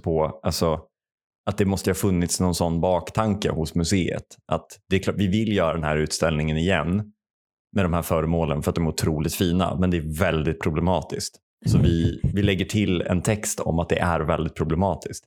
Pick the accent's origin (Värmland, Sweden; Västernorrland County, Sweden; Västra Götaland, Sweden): Värmland, Sweden; Jag växte upp i Värmland